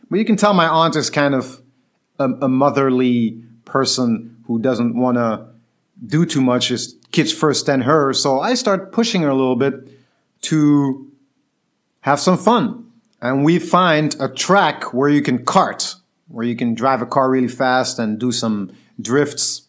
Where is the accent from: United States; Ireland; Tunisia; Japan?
Tunisia; Tunis, Tunis Governorate; moved away; I was growing up in Tunis, when I was younger, when I was nine or ten years old